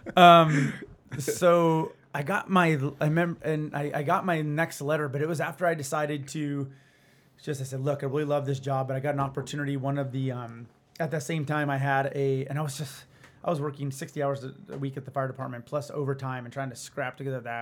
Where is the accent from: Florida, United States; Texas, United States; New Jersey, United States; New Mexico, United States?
New Mexico, United States; Albuquerque; also born or lived in Santa Fe, New Mexico; now in Arizona, United States; I grew up in Albuquerque, Santa Fe